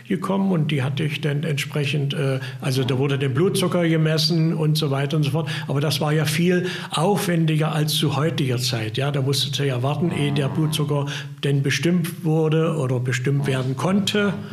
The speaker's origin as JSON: {"language": "German", "town": "Köthen", "region": "Saxony-Anhalt", "country": "Germany", "said": "Ich komme ja aus Köthen"}